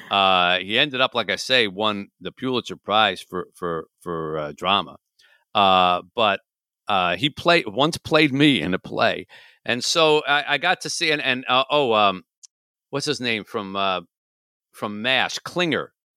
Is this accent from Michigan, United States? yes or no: yes; Michigan, United States; my home state